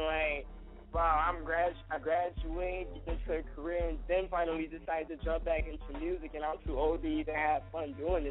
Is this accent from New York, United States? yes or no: yes; Buffalo, New York, United States; I come from Buffalo, New York.